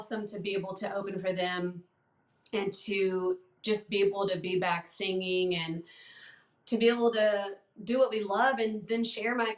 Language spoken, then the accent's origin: English; Alabama, United States; now in Nashville, United States; I'm from Alabama